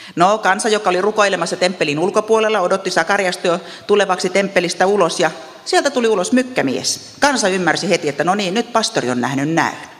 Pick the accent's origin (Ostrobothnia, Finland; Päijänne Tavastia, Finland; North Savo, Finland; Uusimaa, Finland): Ostrobothnia, Finland; Meillä Pohjanmaalla ajatellaan, mitä ihmiset ajattelevat